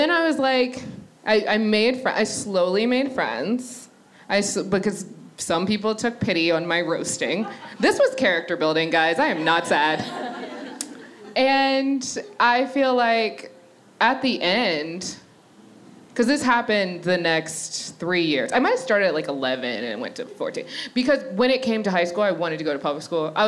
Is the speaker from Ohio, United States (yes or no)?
no; Annapolis, Maryland, United States; moved away as an adult; now in New York, United States; I'm from Annapolis, Maryland. And I've been in New York for the past 9 years. But when I was a little kid, so I grew up in a very white neighborhood